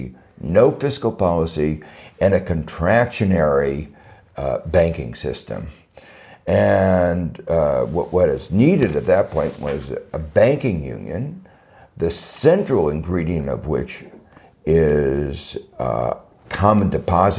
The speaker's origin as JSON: {"language": "English", "country": "United States", "said": "I'm thinking a little bit as an American"}